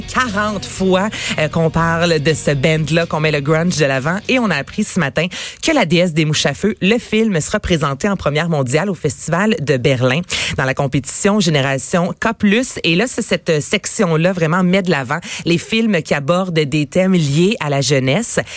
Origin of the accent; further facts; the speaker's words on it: Varennes, Quebec, Canada; je viens de Varennes